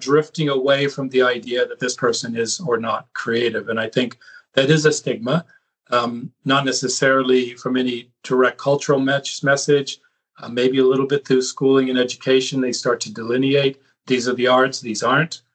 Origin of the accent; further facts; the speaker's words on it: California, United States; I grew up in California on the West Coast